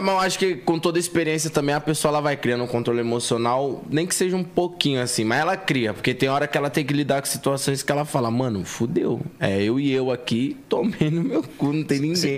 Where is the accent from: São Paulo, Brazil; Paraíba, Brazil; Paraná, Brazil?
São Paulo, Brazil; eu vim da cidade de Tiradentes, tá ligado? Extremo Leste, aqui de São Paulo.